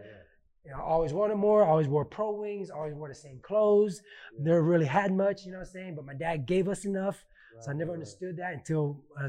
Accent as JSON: {"language": "English", "town": "Houston", "region": "Texas", "country": "United States", "tie": "born or raised there", "also_born_or_lived": "New Orleans, Louisiana", "said": "We came to Houston in 1983. So even though I'm Gulf Coast born, I'm Texas raised"}